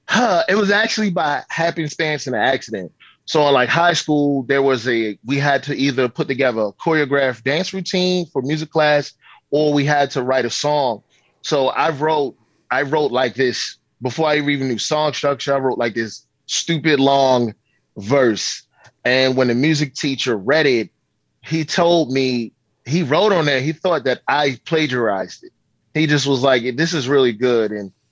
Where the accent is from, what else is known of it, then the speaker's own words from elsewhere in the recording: Baltimore, Maryland, United States; It's a rough city. It is a hard town, but if you can make it here, you can make it anywhere.